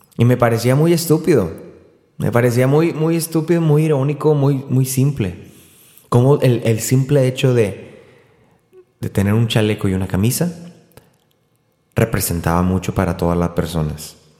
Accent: Río Bravo, Tamaulipas, Mexico; mi pueblo, yo soy de Río Bravo, Tamaulipas

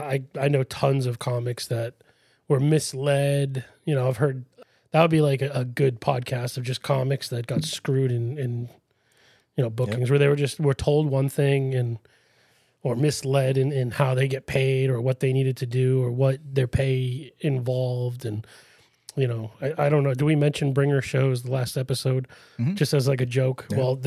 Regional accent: Worcester, Massachusetts, United States; I was from Worcester.

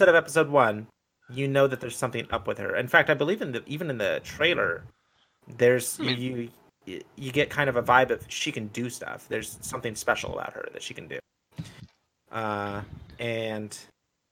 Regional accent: United States; as an American

